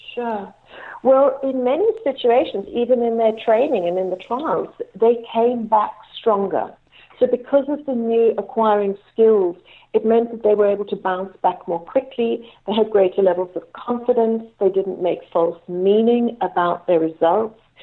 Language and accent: English; Cape Town, Western Cape, South Africa; I was born in Cape Town, South mm-hmm. Africa